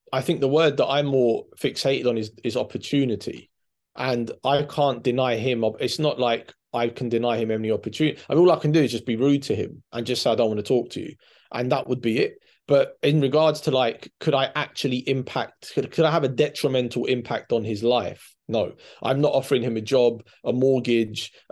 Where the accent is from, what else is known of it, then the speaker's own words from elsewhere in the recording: England, United Kingdom; born there; I'm I'm Cypriot too, and I'm I'm born. I was born in in in England. I'm a bit older than you. I'm 50